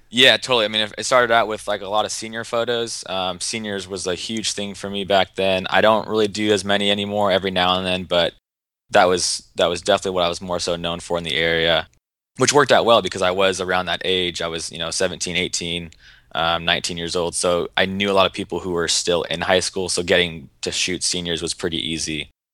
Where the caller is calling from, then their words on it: Seattle, Washington, United States; Calling from Seattle, Washington